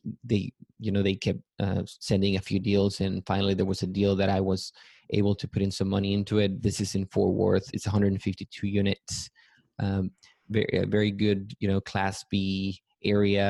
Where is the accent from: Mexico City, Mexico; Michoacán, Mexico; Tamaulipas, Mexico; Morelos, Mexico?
Tamaulipas, Mexico; Matamoros; moved away as an adult; also born or lived in Mérida, Yucatán, Mexico / Texas; now in San Antonio, United States; I grew up in Matamoros, Tamaulipas, which is also in Mexico. I lived there until I graduated from high school